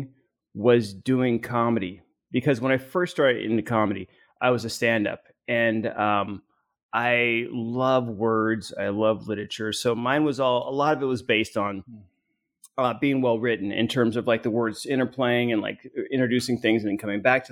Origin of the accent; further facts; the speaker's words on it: Arizona, United States; I grew up in Arizona